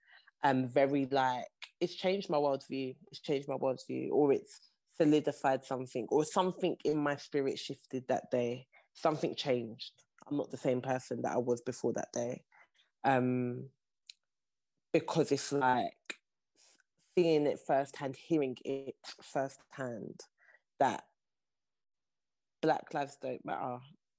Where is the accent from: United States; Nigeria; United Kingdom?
Nigeria; And I think that part of like being Nigerian, something that I have seen time and time over about this part of the world and these people is that they will manage.